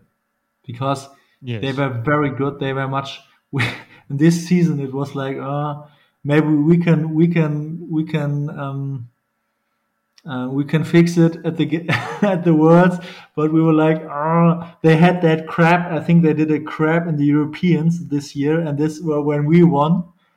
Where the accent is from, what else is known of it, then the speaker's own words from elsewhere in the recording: Hamburg, Germany; English is a second language; moved away as an adult; also born or lived in Bochum; Normally I'm from Hamburg. I'm from the northern part of Germany